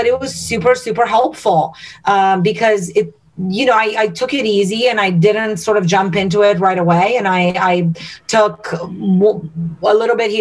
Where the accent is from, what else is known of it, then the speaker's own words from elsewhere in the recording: Romania; now in United States; I'm born and raised in Romania